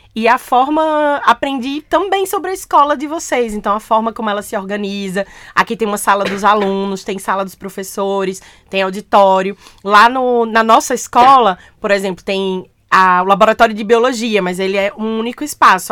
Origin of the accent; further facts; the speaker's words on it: Caruaru, Pernambuco, Brazil; now in Recife, Brazil; Eu nasci numa cidade chamada Caruaru, que fica pertinho de Recife. Eu sou então caruaruense, eu sou do Agreste, do interior do meu estado.